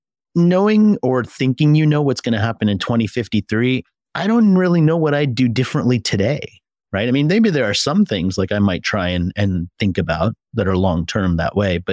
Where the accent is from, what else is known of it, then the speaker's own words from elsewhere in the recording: United States; moved away; So the first thing I removed from my language when I came from America was I no longer said dollar, I said dollar.